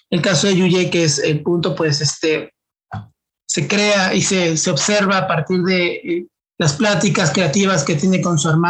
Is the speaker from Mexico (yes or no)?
yes; Mexico; como mexicanos sabemos que eh, la base de la familia es la madre